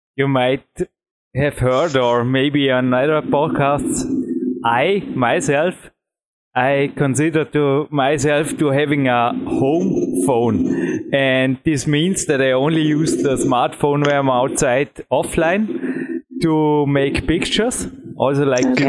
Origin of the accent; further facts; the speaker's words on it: Austria; English is a second language; I am from Austria and not from Belgium.